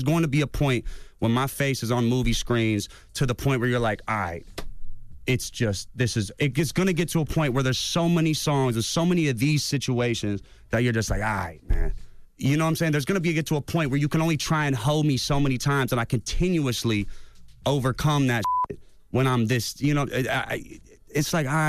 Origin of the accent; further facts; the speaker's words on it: Cleveland, Ohio, United States; I'm from the Midwest. I'm from Cleveland. I grew up 3 hours away from Detroit. I'm a white boy who's in a predominantly black neighborhood